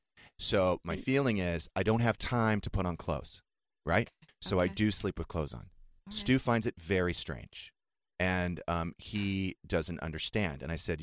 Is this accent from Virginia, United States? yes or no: no; Southern California, United States; I grew up in Southern California.